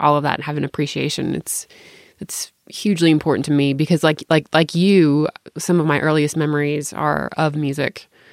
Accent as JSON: {"language": "English", "region": "Tennessee", "country": "United States", "said": "I'm from Tennessee"}